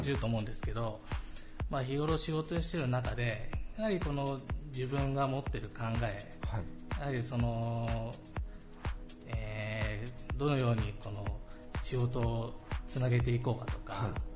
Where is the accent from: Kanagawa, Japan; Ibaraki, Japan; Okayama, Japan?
Okayama, Japan; 地元の地元岡山